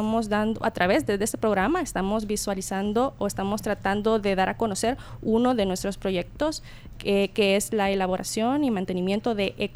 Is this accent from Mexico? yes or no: no; El Salvador